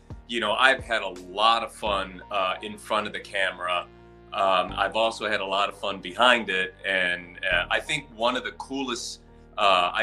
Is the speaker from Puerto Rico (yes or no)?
yes; Puerto Rico; now in Chicago, United States; I'm a Puerto Rican, Chicago-based actor, writer, as well as a director